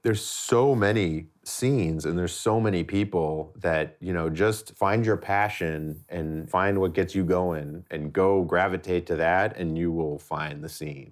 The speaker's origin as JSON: {"language": "English", "region": "East Coast", "country": "United States", "tie": "born or raised there", "moved": "yes", "lives_now": "Los Angeles, United States", "said": "growing up on the East Coast"}